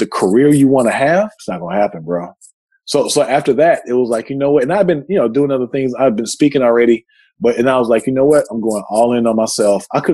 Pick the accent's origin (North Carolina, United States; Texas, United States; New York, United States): Texas, United States; I'm from Texas